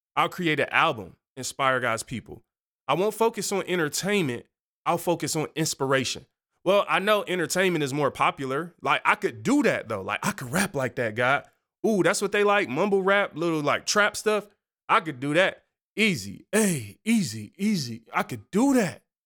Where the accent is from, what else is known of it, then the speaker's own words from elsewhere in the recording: Detroit, Michigan, United States; I grew up on Seven Mile, where you kinda learn to mind your own business.